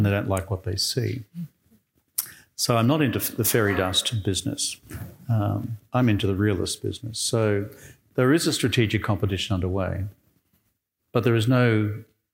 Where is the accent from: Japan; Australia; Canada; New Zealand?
Australia; moved away as an adult; I'm an Australian